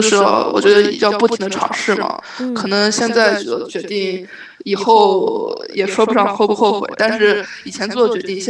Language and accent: Chinese; Lanzhou, Gansu, China; moved away as an adult; also born or lived in Fujian; 一早就来兰州了，就是从小在兰州长大。